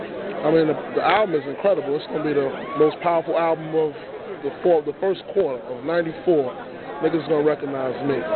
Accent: New York City, New York, United States; I'm from Brooklyn.

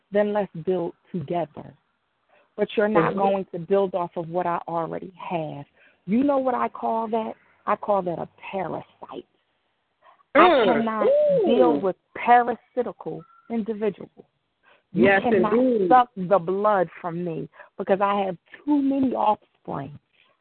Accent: Philadelphia, Pennsylvania, United States; I grew up in Mount Airy, and I'm back in Mount Airy

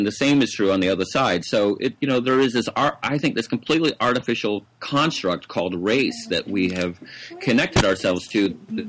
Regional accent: the South, United States; including the people that I grew up in the South, have this sort of guilt associated with slavery and oppression

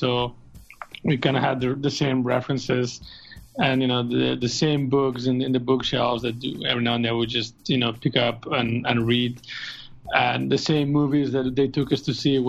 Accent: Spain; growing up in Spain

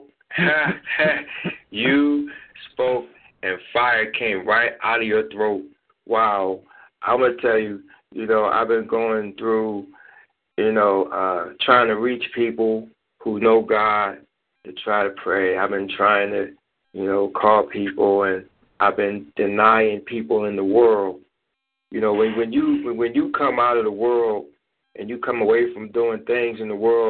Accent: Philadelphia, Pennsylvania, United States; I'm actually from Philadelphia

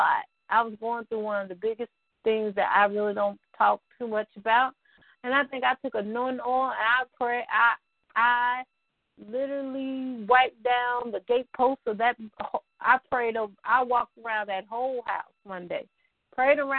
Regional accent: the Arkansas Delta, United States; now in Northwest Arkansas, United States; I'm from the other side of the state that we talk about, this side of the state. So I'm from the Delta, which means flatlands and dirt.

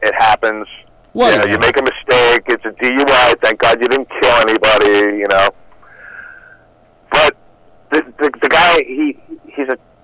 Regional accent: New York, United States; I'm from New York

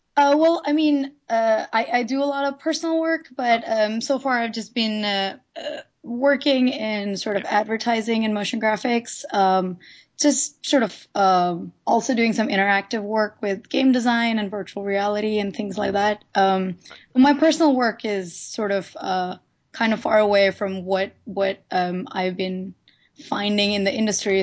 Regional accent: India; moved away as an adult; now in Los Angeles, United States; I'm not originally from here. I'm from India.

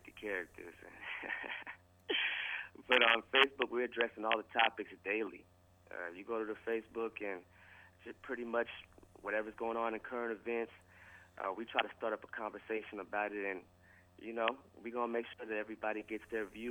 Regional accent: East Coast, United States; now in Austin, United States; I'm originally from the East Coast, so, you know, you might say North Side, but once I moved to Texas, I realized it's North Side

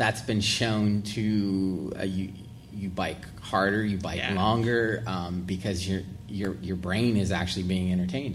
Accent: Uniontown, Pennsylvania, United States; moved away; I went back to my hometown of Uniontown

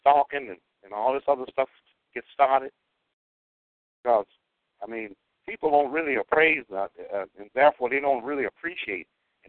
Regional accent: Arkansas, United States; also born or lived in Illinois / Kansas; Well, between Arkansas, Chicago, and Kansas. And then I spent some time in D.C. and in California.

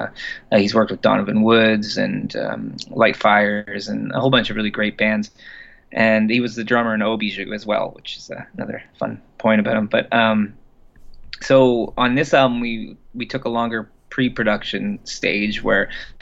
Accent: Orillia, Ontario, Canada; moved away; We're both from Orillia.

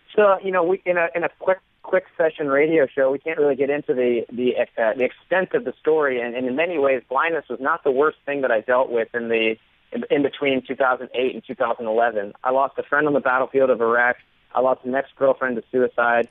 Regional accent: Florida, United States; I grew up in Florida, surrounded by water

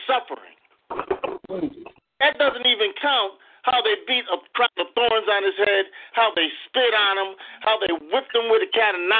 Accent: Waterbury, Connecticut, United States; moved away as an adult; now in Conway, United States; Uh, we come from Waterbury, Connecticut, um, from the Rock of Ages Holiness Church.

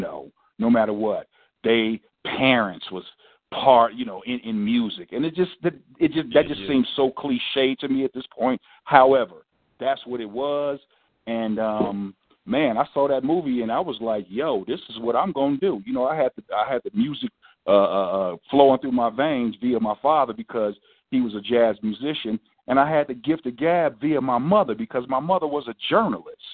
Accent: West Coast, United States; we're from the West Coast

